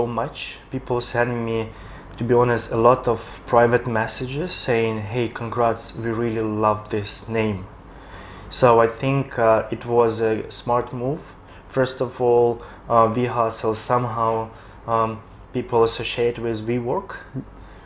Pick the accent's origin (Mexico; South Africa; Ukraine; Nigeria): Ukraine; now in Shanghai, China; back in my country, I'm from Ukraine